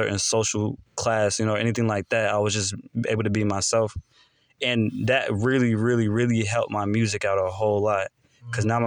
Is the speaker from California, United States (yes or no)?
no; Charlotte, North Carolina, United States; also born or lived in Concord, North Carolina; I was born in Concord, raised in East Charlotte